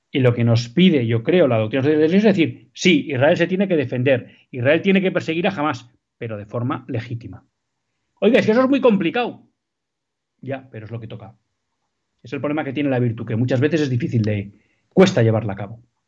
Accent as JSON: {"language": "Spanish", "region": "Basque Country", "country": "Spain", "said": "en el País Vasco, en mi tierra"}